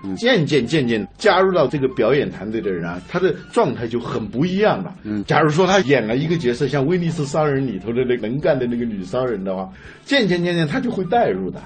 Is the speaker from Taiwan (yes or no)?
no; China; 我们中国人